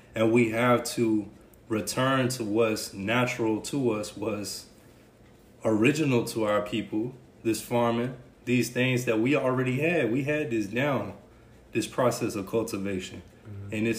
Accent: Ridgeway, South Carolina, United States; Winnsboro is a couple minutes from where I grew up at in Ridgeway.

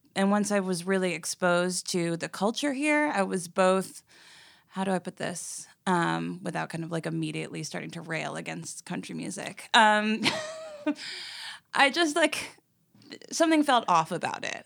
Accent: New York City, New York, United States; moved away as an adult; also born or lived in Los Angeles; now in Nashville, United States; a kid growing up in New York City

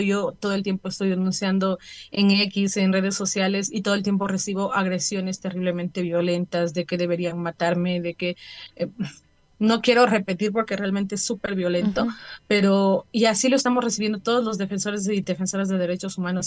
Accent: Ecuador; como familias y como ecuatorianos

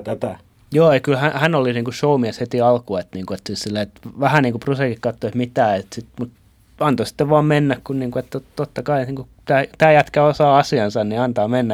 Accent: Turku, Southwest Finland, Finland; omassa kotikaupungissani

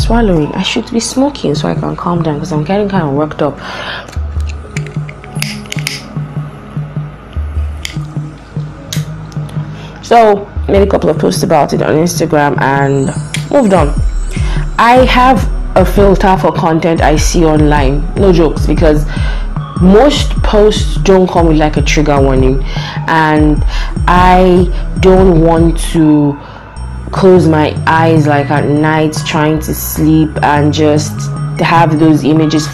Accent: Lagos, Nigeria; I was born in Lagos, so kind of grew up with traffic.

